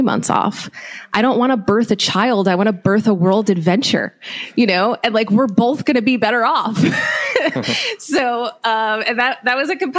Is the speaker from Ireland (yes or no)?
no; New Jersey, United States; moved away as an adult; also born or lived in New York; now in Cincinnati, United States; I grew up in New Jersey. I've always lived in New Jersey and New York.